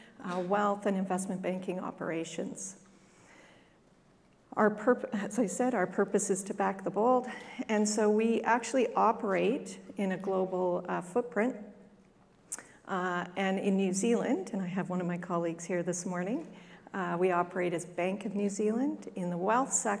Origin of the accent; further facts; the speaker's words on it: Canada; accent: Canadian; My accent's Canadian